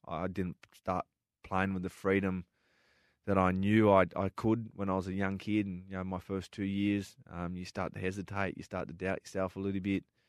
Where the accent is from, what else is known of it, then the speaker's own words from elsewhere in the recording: Darwin, Northern Territory, Australia; moved away; growing up in Darwin